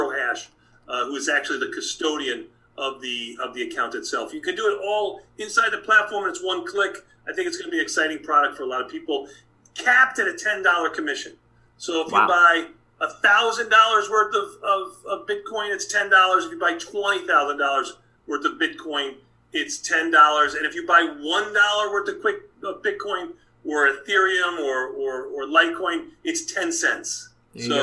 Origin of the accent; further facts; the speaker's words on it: New York City, New York, United States; now in Chicago, United States; I was born and raised in Brooklyn